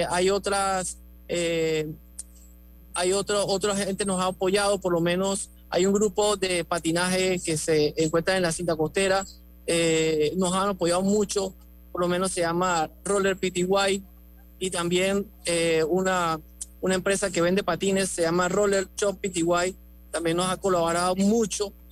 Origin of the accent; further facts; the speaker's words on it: Panama; si siente mi acento así, yo soy panameño, nacido en el extranjero, eh, madre colombiana, padre, colorense. Entonces, por eso tengo ese acentico.